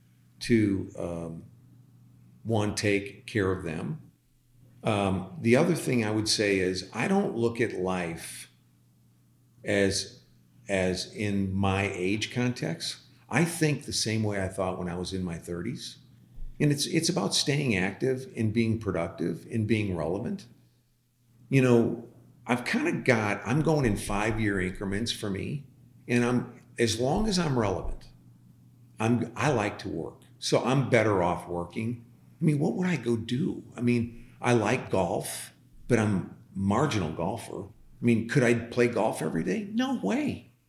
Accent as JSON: {"language": "English", "region": "Midwest", "country": "United States", "said": "you come from the Northeast. I come from the Midwest."}